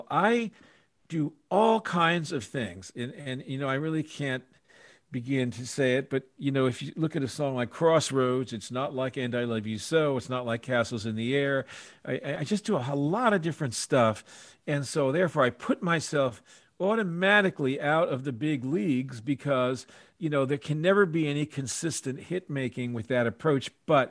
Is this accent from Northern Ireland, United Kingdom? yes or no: no; Scotland, United Kingdom; I'm Scottish, you see.